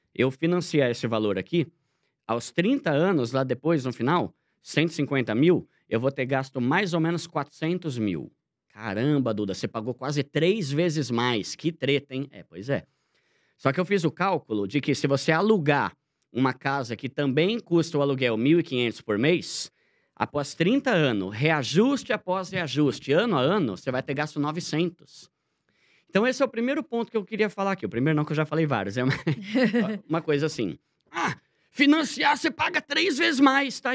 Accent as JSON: {"language": "Portuguese", "region": "São Paulo", "country": "Brazil", "tie": "born or raised there", "moved": "as an adult", "lives_now": "Osasco, Brazil", "said": "eu morei a vida toda em São Paulo. Eu me mudei para Osasco a contragosto"}